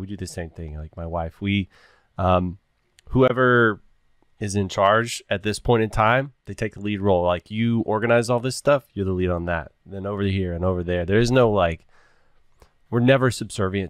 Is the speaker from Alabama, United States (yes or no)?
no; Texas, United States; I grew up in Texas